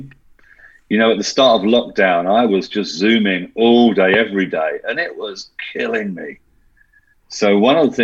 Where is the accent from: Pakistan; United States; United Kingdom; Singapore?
United Kingdom; I'm being very British